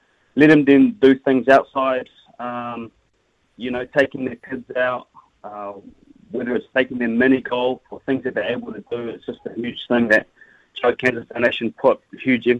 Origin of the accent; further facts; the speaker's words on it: Christchurch, Canterbury, New Zealand; I'm from Christchurch